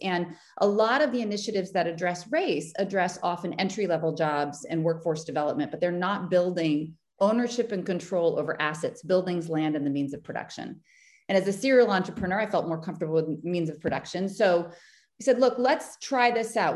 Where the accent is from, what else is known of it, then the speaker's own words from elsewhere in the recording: Boston, Massachusetts, United States; I'm from Boston. I still live in Boston. I have left, but I've come back